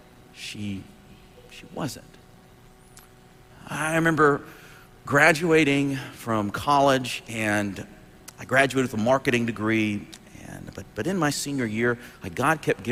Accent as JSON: {"language": "English", "town": "Dothan", "region": "Alabama", "country": "United States", "tie": "born or raised there"}